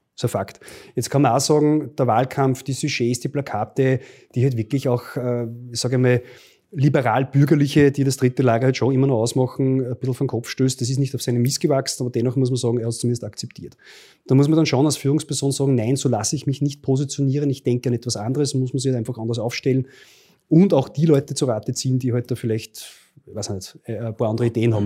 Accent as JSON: {"language": "German", "town": "Linz", "region": "Upper Austria", "country": "Austria", "tie": "born or raised there", "said": "in meinem Heimatbundesland Oberösterreich"}